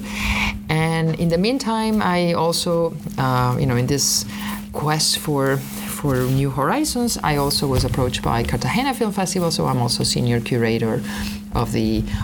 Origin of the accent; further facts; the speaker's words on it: Argentina; moved away as an adult; also born or lived in Los Angeles; I'm from Argentina.